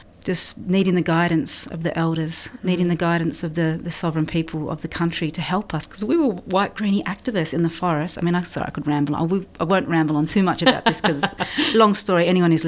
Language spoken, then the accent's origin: English; Blue Mountains, New South Wales, Australia; I grew up in the Blue Mountains